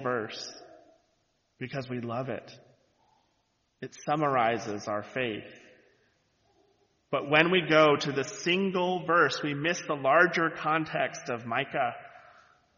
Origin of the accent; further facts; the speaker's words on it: the Bible Belt, United States; moved away; I grew up in the Bible Belt, so everyone was in church on Sundays